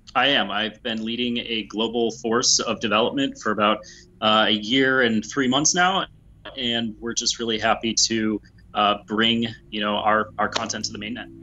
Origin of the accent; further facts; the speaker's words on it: United States; I'm an American